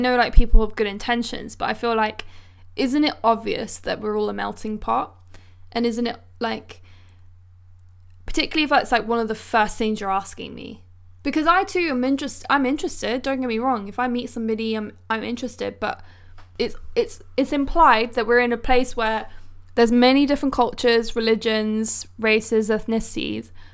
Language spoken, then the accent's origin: English; London, United Kingdom; born in London.